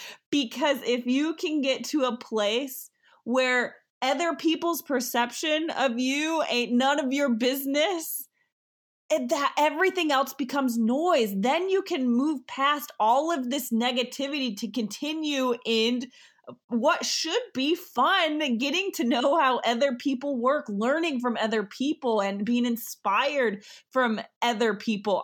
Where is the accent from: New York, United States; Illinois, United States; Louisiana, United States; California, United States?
New York, United States; I am from New York